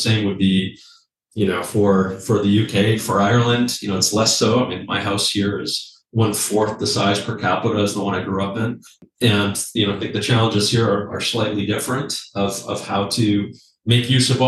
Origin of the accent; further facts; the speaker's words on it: Canada; Like as a Canadian, you know, my message is like, we don't have a housing crisis.